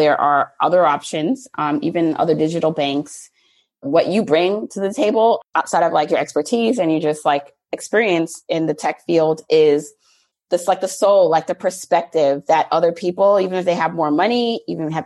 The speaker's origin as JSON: {"language": "English", "region": "New York", "country": "United States", "tie": "born or raised there", "also_born_or_lived": "Jamaica", "said": "I was born in Jamaica, the island. I always have to say that, like, not, you know, nothing wrong with the borough, but the island, and then raised mostly in New York."}